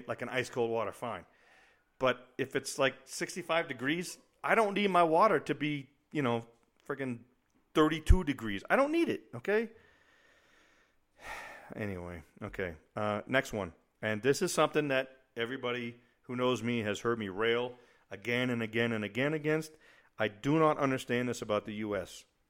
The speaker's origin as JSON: {"language": "English", "region": "New England", "country": "United States", "tie": "born or raised there", "also_born_or_lived": "Germany", "said": "I grew up in New England where, you know, we always used to say, oh, if you don't like the weather, just wait 5 minutes and it'll change."}